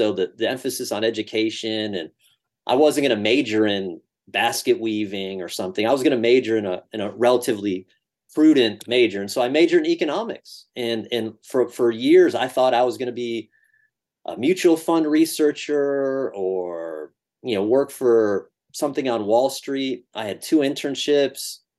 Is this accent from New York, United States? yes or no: yes; Rochester, New York, United States; also born or lived in Syracuse, New York; my hometown, Rochester, New York